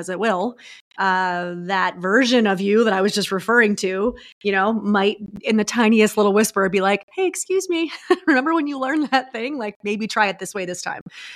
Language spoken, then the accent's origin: English; New York, United States; I'm from New York